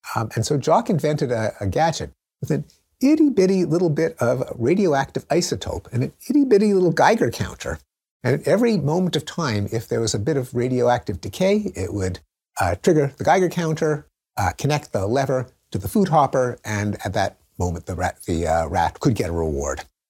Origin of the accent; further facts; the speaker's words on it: Montreal, Quebec, Canada; I grew up in Montreal, in the English-speaking community